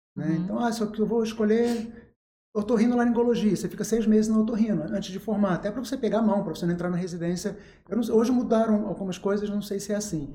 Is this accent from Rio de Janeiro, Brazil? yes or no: yes; Angra dos Reis, Rio de Janeiro, Brazil; moved away as an adult; also born or lived in São Lourenço, Minas Gerais / Valença / Niterói; now in Volta Redonda, Brazil; nasci em São Lourenço, que é uma cidade pequena, cresci em Angra, que é uma cidade pequena, de médio porte